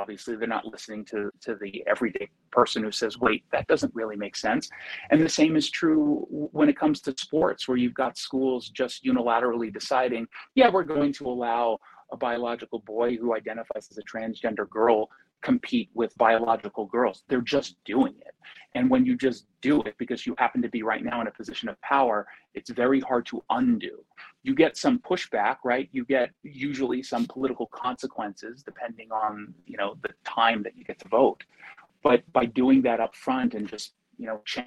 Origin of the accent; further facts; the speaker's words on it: United States; as an American